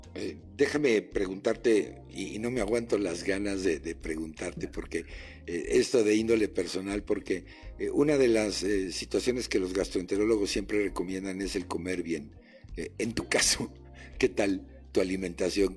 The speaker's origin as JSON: {"language": "Spanish", "country": "Mexico", "said": "como mexicano"}